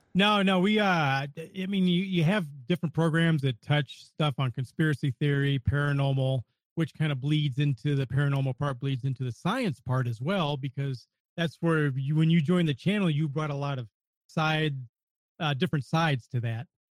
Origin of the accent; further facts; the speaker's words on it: Northern California, United States; I grew up in Northern California.